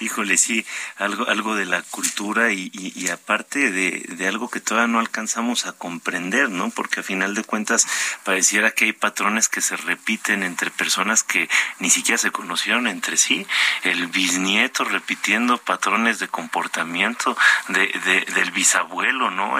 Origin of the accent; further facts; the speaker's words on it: northern Mexico, Mexico; moved away; yo soy norteño